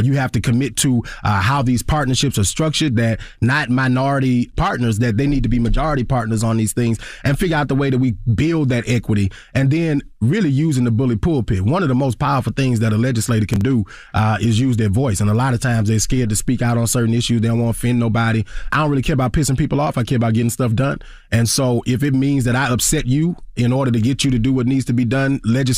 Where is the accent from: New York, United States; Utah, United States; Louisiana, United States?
Louisiana, United States; Baton Rouge; You know, I grew up in North Baton Rouge. I grew up middle class black.